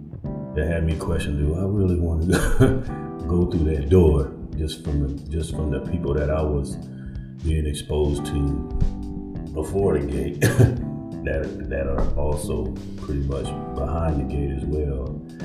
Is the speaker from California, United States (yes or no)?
yes; California, United States; I came here from California, so I was exposed to a lot with the industry